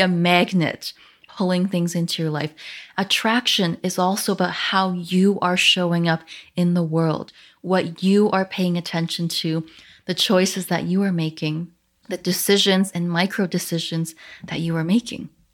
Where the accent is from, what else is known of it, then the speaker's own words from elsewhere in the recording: Canada; I am Chinese Canadian